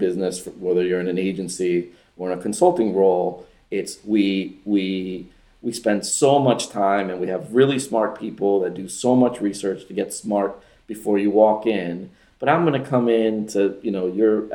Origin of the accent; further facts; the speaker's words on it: Miami, Florida, United States; also born or lived in Venezuela; I was born in Venezuela, but I moved to Miami when I was 7